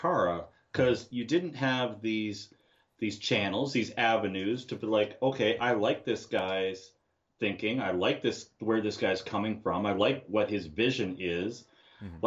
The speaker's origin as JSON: {"language": "English", "town": "Ottawa", "region": "Ontario", "country": "Canada", "said": "I'm from Ottawa, Ontario"}